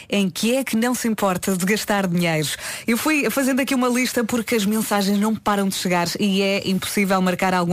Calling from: Albufeira, Algarve, Portugal

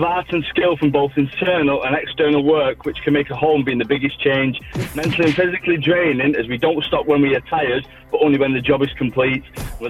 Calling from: Warrington, North West England, United Kingdom; Warrington, mate, Cheshire.

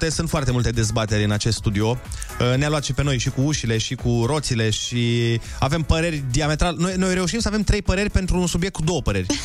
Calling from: Lupen, Hunedoara County, Romania; din Lupen, v-am salutat.

